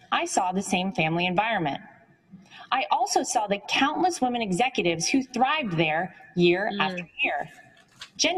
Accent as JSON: {"language": "English", "town": "Wrightsville Beach", "region": "North Carolina", "country": "United States", "tie": "born or raised there", "said": "I grew up in Wrightsville Beach, North Carolina"}